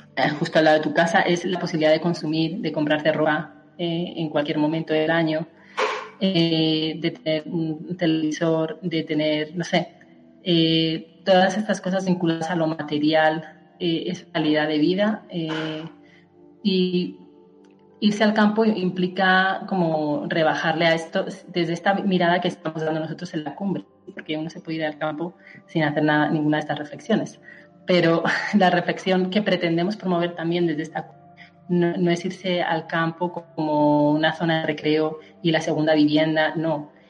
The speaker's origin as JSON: {"language": "Spanish", "town": "Colmenarejo", "region": "Community of Madrid", "country": "Spain", "tie": "born or raised there", "also_born_or_lived": "Bogotá, Colombia", "moved": "as an adult", "lives_now": "Colombia", "said": "soy de España, yo soy de, un pueblo de Madrid, de Colmenarejo, y llevo 10 años viviendo en Colombia"}